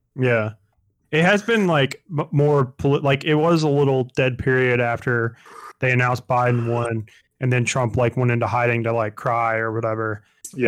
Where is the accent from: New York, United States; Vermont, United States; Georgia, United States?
Georgia, United States; growing up in Georgia all my life